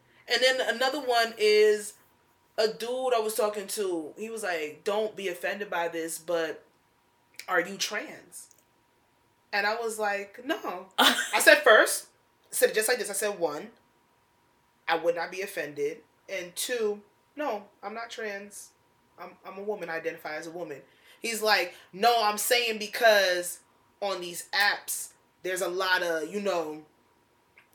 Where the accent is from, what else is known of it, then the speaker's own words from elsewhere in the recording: Essex County, New Jersey, United States; I've been born and raised in Essex County